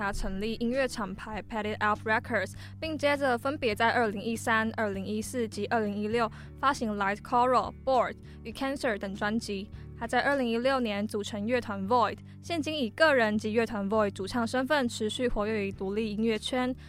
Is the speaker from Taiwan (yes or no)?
yes; Kaohsiung, Taiwan; 身为高雄人的我，对当时十六岁的我来说，这首歌就是我的台北之歌，分享给大家。